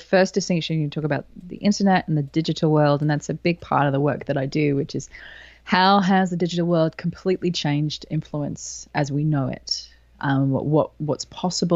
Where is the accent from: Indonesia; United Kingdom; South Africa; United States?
United Kingdom; England; moved away as an adult; now in Sydney, Australia; I was born in England. So I spent the first 20 years of my life in England